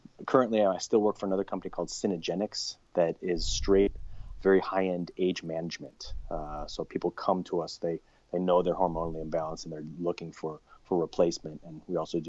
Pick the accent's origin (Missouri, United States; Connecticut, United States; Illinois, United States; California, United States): Illinois, United States; Chicago; moved away as an adult; also born or lived in Arizona; where I grew up in Chicago